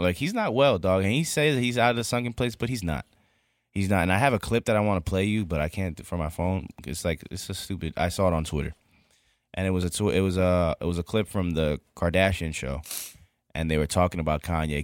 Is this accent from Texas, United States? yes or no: no; New York, United States; as a New Yorker